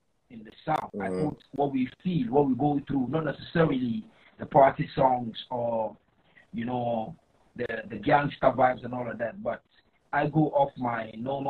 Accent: Greater Accra, Ghana; From where I come from, I come from the Greater Accra, the capital of Ghana

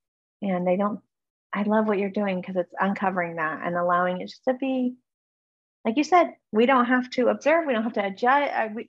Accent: Alaska, United States; born there; Yeah, actually I was born in Alaska, so.

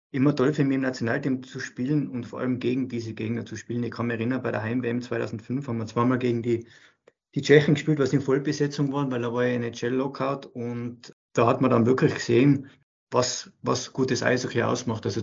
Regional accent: Austria; als Österreicher Profitrainer zu sein, ja, gibt es nicht viele

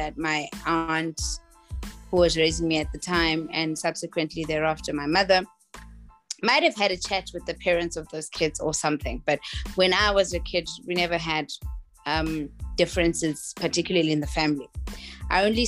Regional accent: South Africa; I am from South Africa

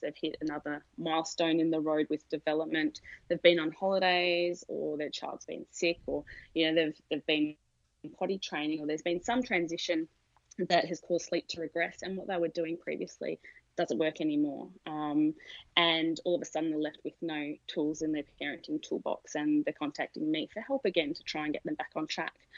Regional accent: Australia; moved away as an adult; now in San Diego, United States; from the accent, you'd pick that I'm from Australia originally

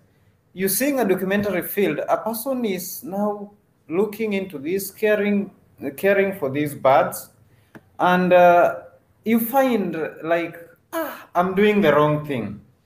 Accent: Kakamega County, Kenya; moved away as an adult; now in Diani, Kenya; This is Kakamega County. I was born and raised in Kakamega County in a family of 5. I studied in Kakamega County in primary school and also in high school, a local rural village school called St. Paul's.

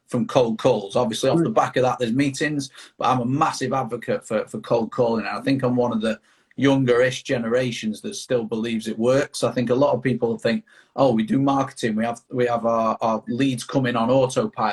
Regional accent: Manchester, North West England, United Kingdom; I'm from Manchester, UK

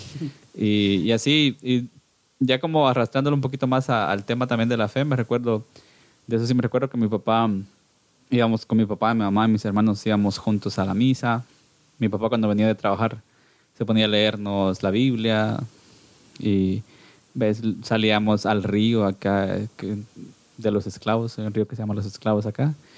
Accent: Cuilapa, Santa Rosa, Guatemala; yo nací acá, acá en, en, Cuilapa, Santa Rosa, en Guatemala

